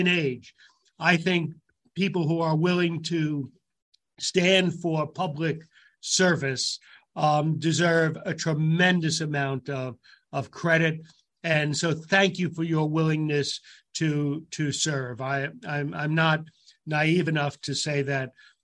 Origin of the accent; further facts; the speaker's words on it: Westchester, New York, United States; I grew up in Westchester